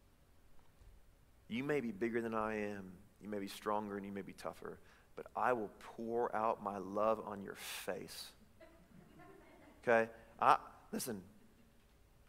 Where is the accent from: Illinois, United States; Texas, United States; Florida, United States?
Illinois, United States; Chicago; now in Davis County, United States; I'm from Chicago.